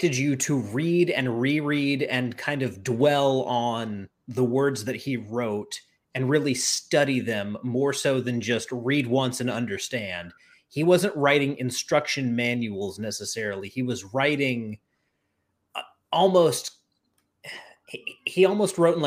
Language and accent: English; the South, United States; I'm from the South, so I say Drow